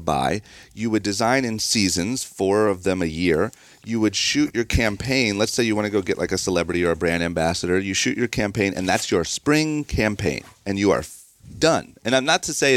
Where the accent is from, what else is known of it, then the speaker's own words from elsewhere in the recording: Akron, Ohio, United States; moved away as an adult; now in Los Angeles, United States; where I grew up in Ohio, you don't have access to anything cool